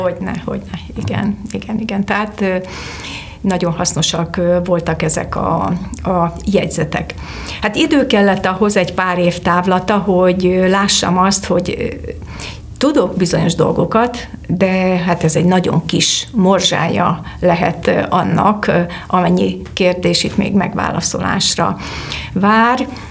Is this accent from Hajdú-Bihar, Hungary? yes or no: yes; Debrecen, Hajdú-Bihar, Hungary; moved away as an adult; now in Budapest, Hungary; Debrecenben a Péter Fia úti énekzenetagozatos általános iskolába jártam